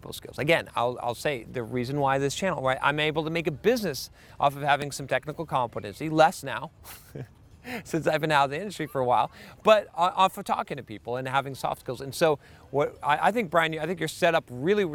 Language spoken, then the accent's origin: English; United States; American developers